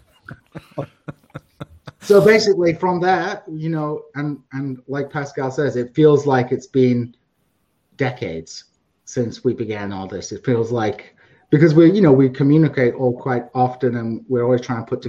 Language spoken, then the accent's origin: English; United Kingdom; I was brought up in a pretty comfortable middle class uh, British uh, sort of household